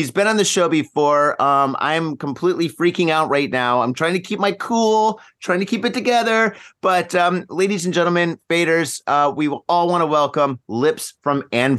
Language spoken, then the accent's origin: English; Michigan, United States; now in Japan; I grew up in Michigan